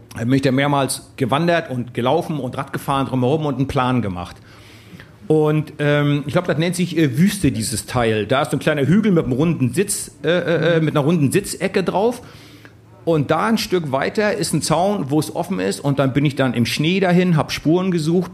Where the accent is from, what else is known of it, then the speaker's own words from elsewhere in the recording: East Germany, Germany; über den alten Osten, wo ich groß geworden bin